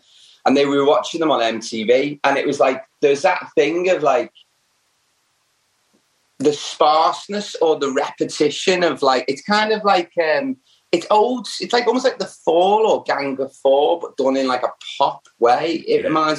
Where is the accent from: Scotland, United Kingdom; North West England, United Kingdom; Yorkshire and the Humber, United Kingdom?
North West England, United Kingdom; the Wirral; I'm from the Wirral, which is by Liverpool